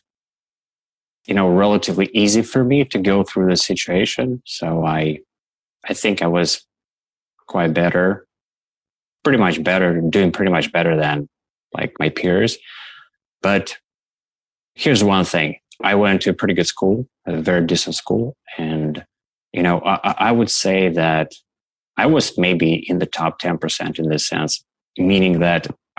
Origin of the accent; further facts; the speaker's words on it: Russia; now in Toronto, Canada; I grew up back in the Soviet Union, USSR, in Russia, but Russia was a part of the USSR back then.